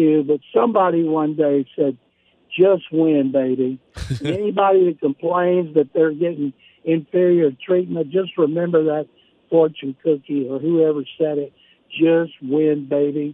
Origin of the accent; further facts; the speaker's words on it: Waco, Texas, United States; growing up in Waco, Texas, where you just came from